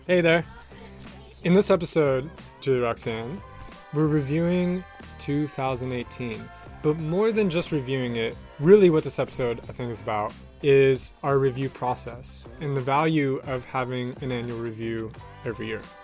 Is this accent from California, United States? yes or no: yes; San Diego, California, United States; moved away; my hometown of San Diego